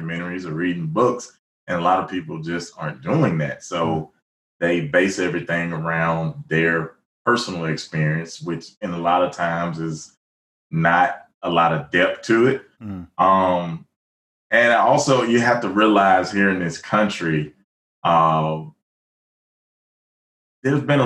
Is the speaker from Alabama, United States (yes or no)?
yes; Alabama, United States; when I was young growing up in Alabama